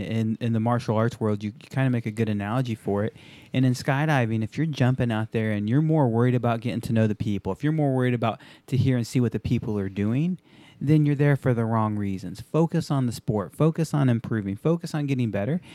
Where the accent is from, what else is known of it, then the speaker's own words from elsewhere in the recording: Japan; moved away; I grew up in Japan